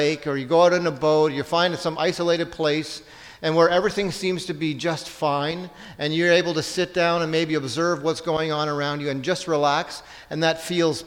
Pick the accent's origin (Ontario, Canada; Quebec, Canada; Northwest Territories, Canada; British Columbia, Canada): Ontario, Canada; I'm from Ontario